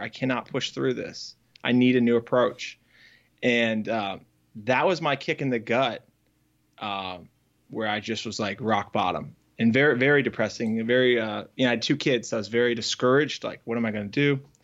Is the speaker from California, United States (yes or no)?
no; Northern Virginia, United States; now in Raleigh, United States; I grew up in Northern Virginia